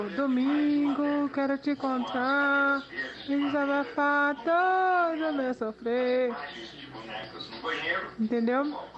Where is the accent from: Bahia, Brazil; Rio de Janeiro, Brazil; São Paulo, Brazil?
Bahia, Brazil; eu estava em Salvador, porque eu sou da Bahia, do interior da Bahia.